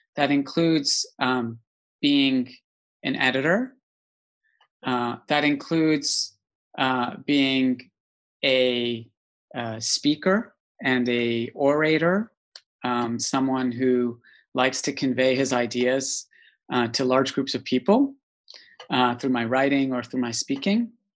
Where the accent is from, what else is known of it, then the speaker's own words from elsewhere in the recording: Calgary, Alberta, Canada; moved away as an adult; also born or lived in East Africa; now in United Kingdom; the Rocky Mountains in Calgary, Alberta, Canada. And I grew up in quite an idyllic, wonderful place.